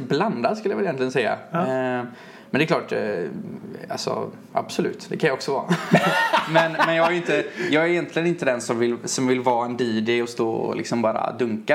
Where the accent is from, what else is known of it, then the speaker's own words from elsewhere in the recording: Lerum, Västra Götaland, Sweden; jag är från Lerum då, utanför ja. Göteborg.